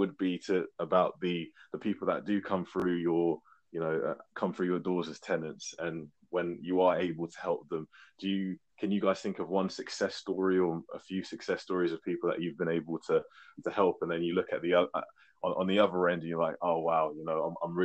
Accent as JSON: {"language": "English", "region": "London", "country": "United Kingdom", "said": "I'm from West London"}